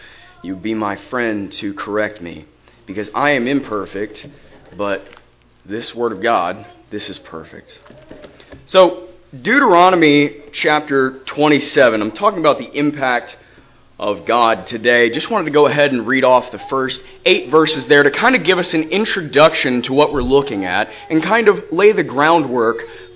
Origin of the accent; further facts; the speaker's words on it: Charleston, South Carolina, United States; I'm from Charleston, South Carolina.